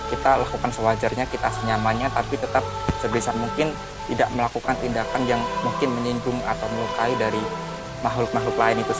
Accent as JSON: {"language": "Indonesian", "town": "Magetan", "region": "East Java", "country": "Indonesia", "said": "Jadi kayak misal peraturan di daerahku di Magetan itu bakal beda sama peraturan yang ada di daerah Temanggung atau Wonosobo karena kan kita punya budaya yang berbeda"}